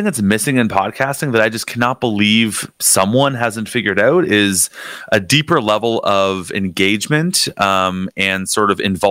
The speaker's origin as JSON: {"language": "English", "town": "Niagara Falls", "region": "Ontario", "country": "Canada", "tie": "born or raised there", "said": "I grew up in Niagara Falls, so I've been here my whole life."}